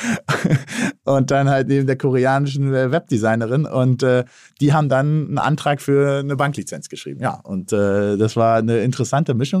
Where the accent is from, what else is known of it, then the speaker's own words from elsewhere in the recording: Berlin, Germany; als gebürtiger Berliner